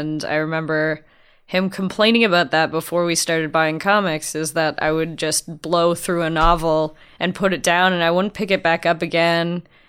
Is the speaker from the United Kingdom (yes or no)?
no; Windsor, Ontario, Canada; I grew up in Windsor, so it's kitty corner to Detroit. So I used to go to NoviCon and all that stuff.